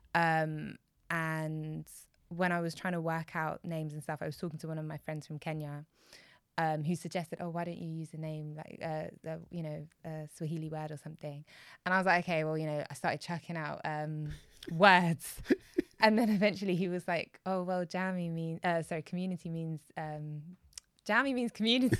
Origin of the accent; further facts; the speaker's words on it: United Kingdom; I'm Black British